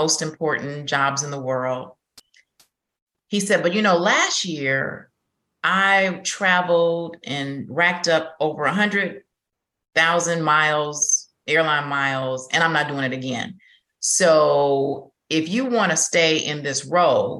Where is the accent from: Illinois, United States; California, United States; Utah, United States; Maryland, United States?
Illinois, United States; Chicago; moved away as an adult; also born or lived in Houston; I'm originally from Chicago